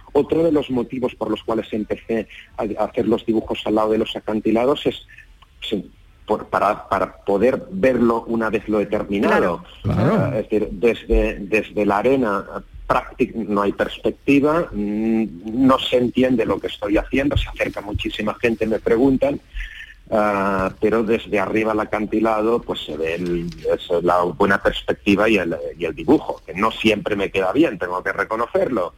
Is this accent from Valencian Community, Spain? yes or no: no; Barcelona, Catalonia, Spain